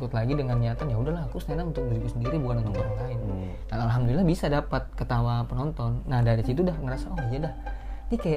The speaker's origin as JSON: {"language": "Indonesian", "town": "Samarinda", "region": "East Kalimantan", "country": "Indonesia", "said": "aku orang Samarinda"}